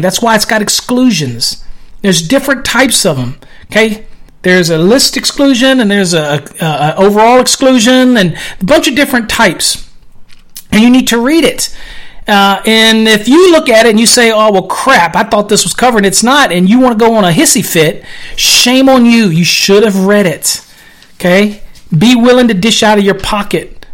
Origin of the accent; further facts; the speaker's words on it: United States; I'm American.